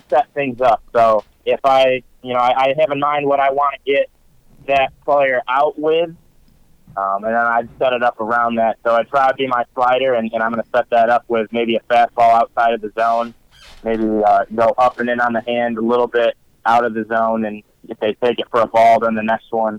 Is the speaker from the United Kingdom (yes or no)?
no; New York, United States; I'm from New York